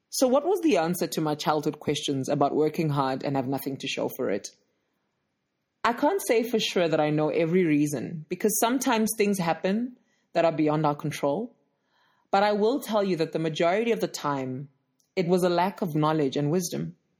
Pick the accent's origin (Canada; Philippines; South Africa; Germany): South Africa; Johannesburg, Gauteng; I'm from Johannesburg, South Africa